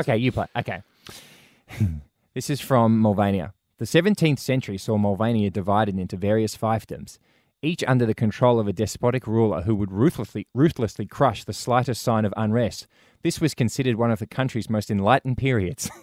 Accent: Brisbane, Queensland, Australia; moved away; growing up in Brisbane

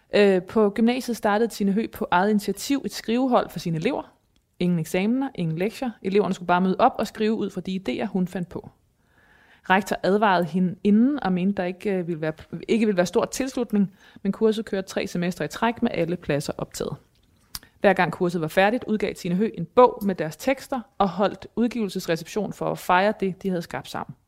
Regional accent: Thy, Northwest Jutland, North Denmark Region, Denmark; jeg kommer fra Nordvestjylland i Thy

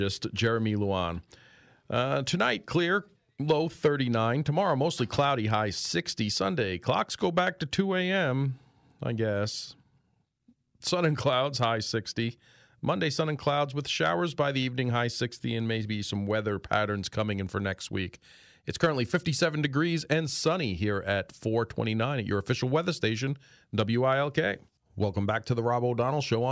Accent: Greenfield Township, Pennsylvania, United States; my hometown in Greenfield Township

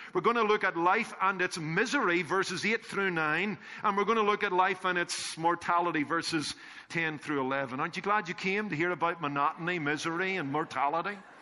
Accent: Northern Ireland, United Kingdom; When I was growing up in Northern Ireland

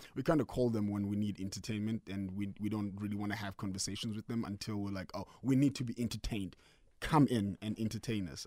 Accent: Mthatha, Eastern Cape, South Africa; also born or lived in Eastridge; now in Gauteng, South Africa; was born in Umtata.

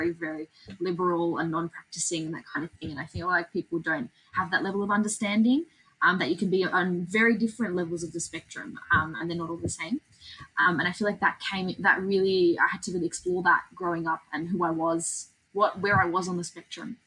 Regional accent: Sydney, New South Wales, Australia; I'm very proud to be Aussie, I'm very proud to be from this country

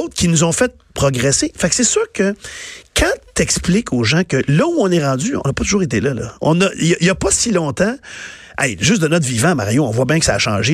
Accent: Quebec, Canada; born or raised there

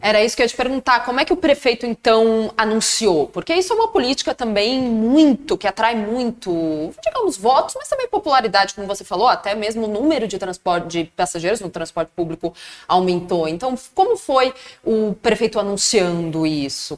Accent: São Caetano do Sul, São Paulo, Brazil; eu que sou do ABC, são Caetano

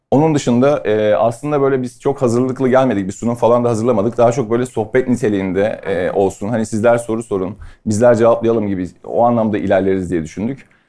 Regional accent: Istanbul, Turkey; also born or lived in London; ben Sarıyer'de doğdum büyüdüm.

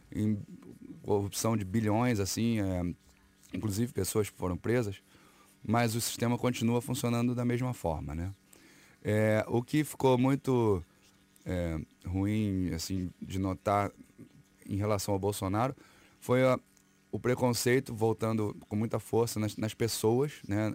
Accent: Brazil; sou brasileiro

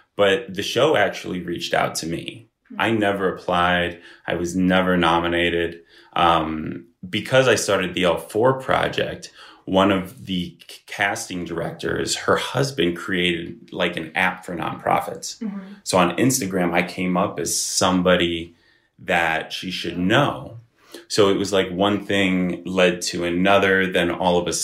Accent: Bath area, Ohio, United States; also born or lived in Chicago; I grew up in, the Bath area

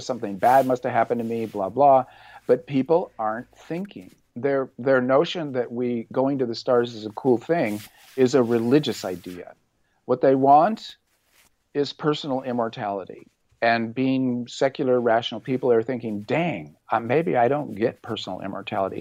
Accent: Orange County, California, United States; I grew up in Orange County, and really my salvation as a teenager was my love of body surfing

